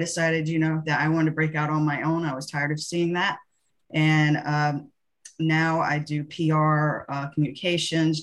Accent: North Carolina, United States; also born or lived in Iowa; now in Baltimore, United States; I'm originally from North Carolina and now call Baltimore, Maryland home

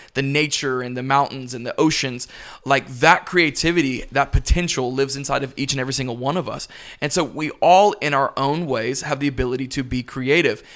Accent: Pensacola, Florida, United States; now in Tampa, United States; I'm originally from Pensacola, Florida

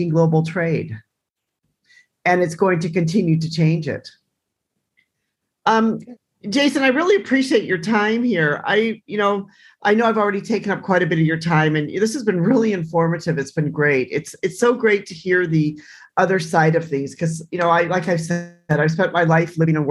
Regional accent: United States; I'm American

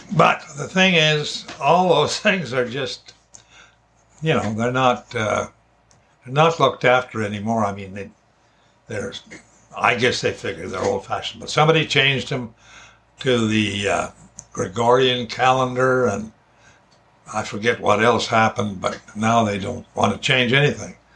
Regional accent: Alberta, Canada; moved away as an adult; now in British Columbia, Canada; I grew up in Alberta and moved here to BC when I was 38 years old

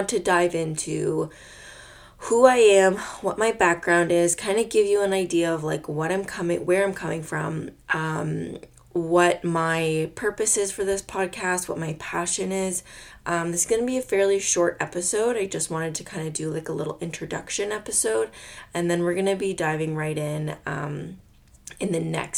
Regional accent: Nova Scotia, Canada; also born or lived in Quebec; I was born and raised in Nova Scotia, Canada.

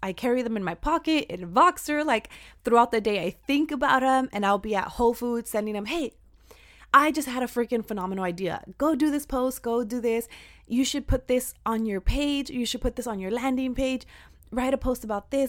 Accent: Central Valley, California, United States; I am from the Central Valley

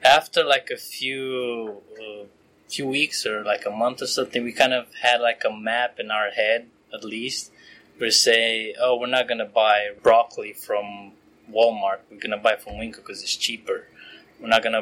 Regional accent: Romania; moved away as an adult; now in United States; I'm originally from Romania

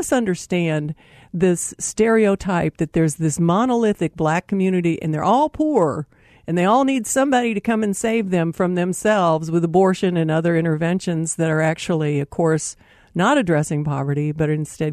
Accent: Dallas, Texas, United States; I grew up in Dallas

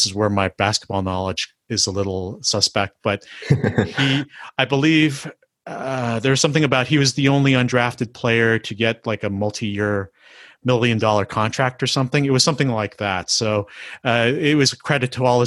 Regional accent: Canada; I'm Filipino Canadian

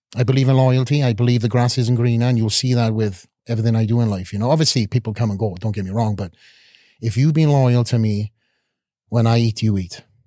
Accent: Wales, United Kingdom; moved away as an adult; also born or lived in Boca Raton; now in Las Vegas, United States; coming from a country of Wales

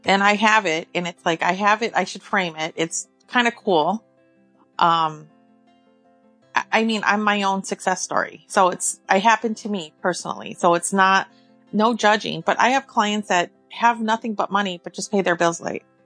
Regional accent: California, United States; moved away as an adult; now in Illinois, United States; I'm from California, born and raised.

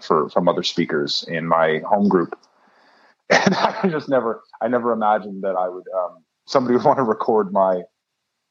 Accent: Los Angeles, California, United States; now in Oakland, United States; I was born and raised in Los Angeles, California. I currently live in Oakland in the Bay Area.

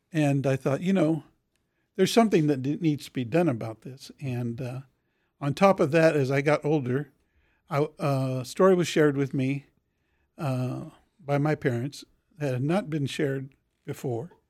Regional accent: Topeka, Kansas, United States; I grew up in Oakland

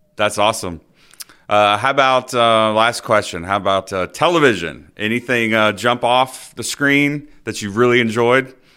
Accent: Dothan, Alabama, United States; I grew up in Dothan, Alabama, not too far from here

